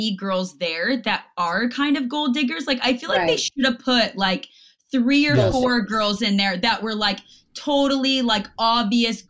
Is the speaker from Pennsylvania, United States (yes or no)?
no; Iowa, United States; I'm from Iowa and I know how much farmers can make.